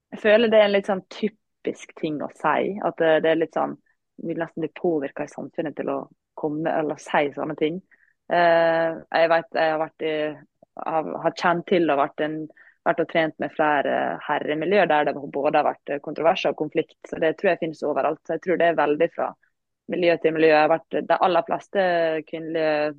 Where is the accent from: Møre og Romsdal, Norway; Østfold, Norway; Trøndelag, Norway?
Møre og Romsdal, Norway; Langevåg; jeg kommer jo fra Langvåg, da, som er en liten klubb